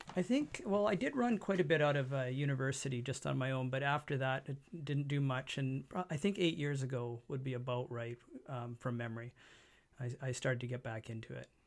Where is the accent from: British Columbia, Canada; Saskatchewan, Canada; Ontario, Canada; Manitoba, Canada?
British Columbia, Canada; Abbotsford; born here, l, lived here, never moved out of the area.